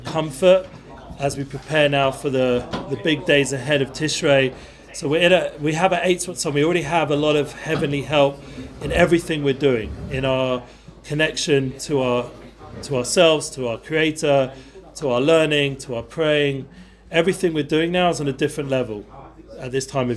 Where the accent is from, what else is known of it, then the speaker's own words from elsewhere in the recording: London, United Kingdom; moved away; I grew up in North London.